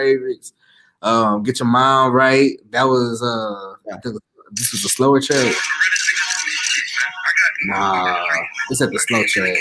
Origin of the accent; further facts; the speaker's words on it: Fort Smith, Arkansas, United States; also born or lived in Conway, Arkansas; growing up in Fort Smith